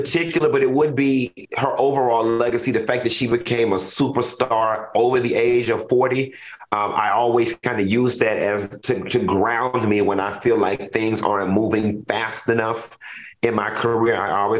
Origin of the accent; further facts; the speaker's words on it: Miami, Florida, United States; I'm from Miami